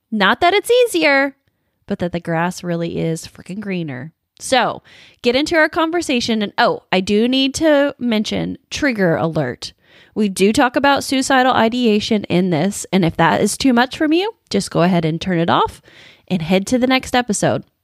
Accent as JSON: {"language": "English", "region": "Indiana", "country": "United States", "tie": "born or raised there", "said": "they are in my home state of Indiana, and they too are questioning the status quo."}